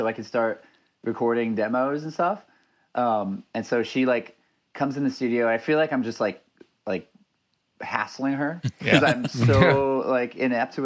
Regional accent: Los Angeles, California, United States; moved away as an adult; also born or lived in Orange County, California / Toronto, Canada; now in Vancouver area, Canada; I'm from Los Angeles, born and raised, lived in Orange County for a bit

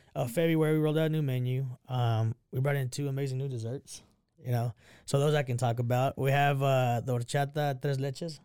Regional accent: Texas, United States; also born or lived in Mexico / Crawford, Texas / Waco, Texas; I grew up, ah, here in Texas

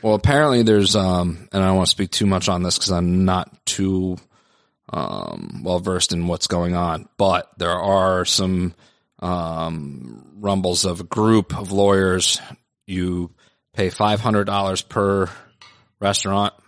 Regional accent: Philadelphia, Pennsylvania, United States; now in New York, United States; I'm from Philly

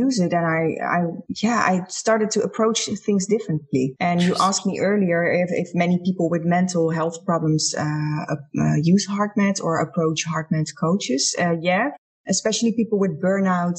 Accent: Netherlands; I'm from the Netherlands.

